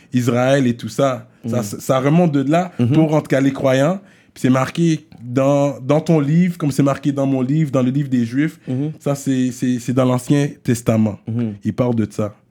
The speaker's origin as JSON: {"language": "French", "region": "Quebec", "country": "Canada", "said": "il parle de mon accent parce que je suis québécois"}